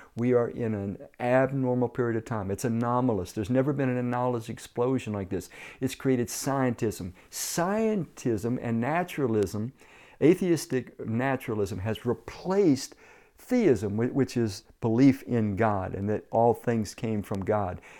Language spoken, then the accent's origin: English; Washington, District of Columbia, United States; moved away as an adult; growing up in Washington, D C, was riding the D C Transit buses